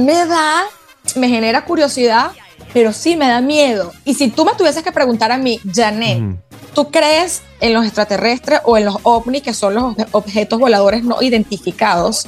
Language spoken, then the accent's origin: Spanish; Venezuela; yo soy venezolana portuguesa